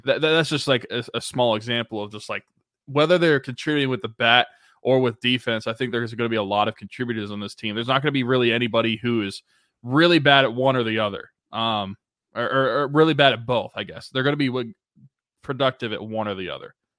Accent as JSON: {"language": "English", "town": "Beaver", "region": "Pennsylvania", "country": "United States", "tie": "born or raised there", "said": "the family is from Beaver, Pennsylvania, my hometown"}